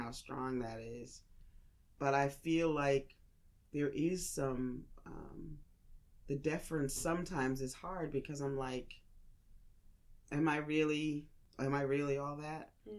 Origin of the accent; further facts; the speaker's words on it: Northern US, United States; now in Southern US; And, you know, I'm from the North. Mm-hmm. So when I moved here and people were saying ma'am to me